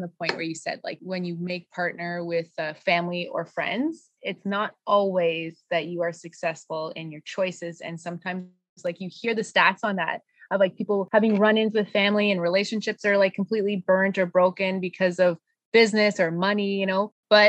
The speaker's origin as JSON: {"language": "English", "town": "Sudbury", "region": "Ontario", "country": "Canada", "moved": "as an adult", "lives_now": "Quebec, Canada", "said": "I'm originally from Sudbury, Ontario, and when I moved here, my husband's originally from Elmer, Quebec, so I moved here to start my family"}